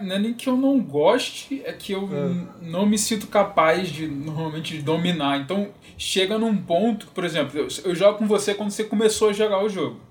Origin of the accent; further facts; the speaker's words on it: Rio de Janeiro, Brazil; moved away; eu sou carioca